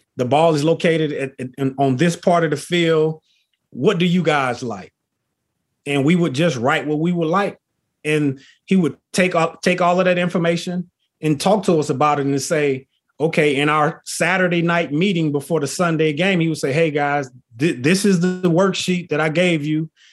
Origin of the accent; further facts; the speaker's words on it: Texas, United States; also born or lived in Philadelphia / Notre Dame, Indiana; I'm originally from Texas, you know, country boy at heart. I live here in Texas currently